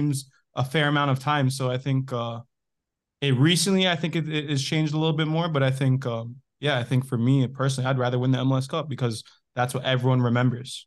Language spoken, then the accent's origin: English; Canada; I grew up in Canada